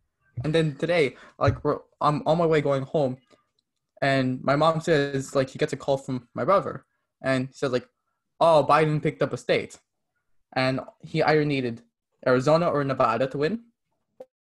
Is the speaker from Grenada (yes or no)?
no; Canada; also born or lived in Quebec; I like being Canadian